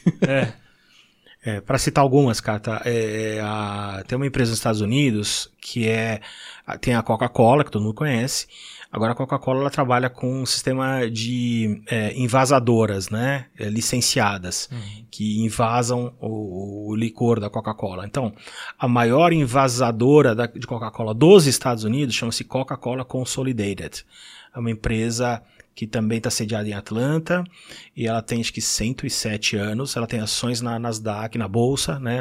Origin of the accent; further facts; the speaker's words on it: São Paulo, Brazil; moved away as an adult; Eu, eu nasci em São Paulo, uh, num lar cristão, no bairro da Moca